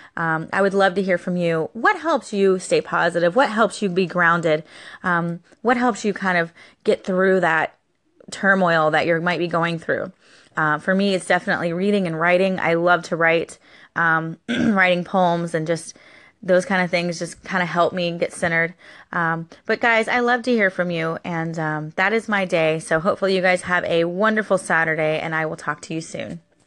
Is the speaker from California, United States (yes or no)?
no; Florida, United States; Florida has been my hometown since I was born. I was born here in Florida